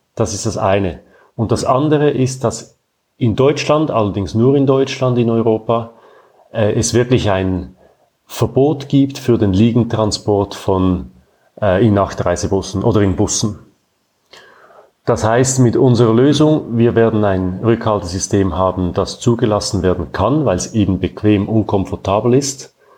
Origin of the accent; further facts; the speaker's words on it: Zurich, Switzerland; Ich bin in Zürich geboren und aufgewachsen und lebe weiterhin hier